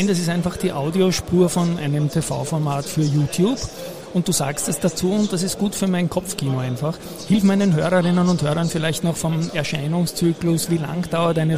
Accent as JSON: {"language": "German", "country": "Austria", "said": "ich habe als Österreicher natürlich noch die Frage"}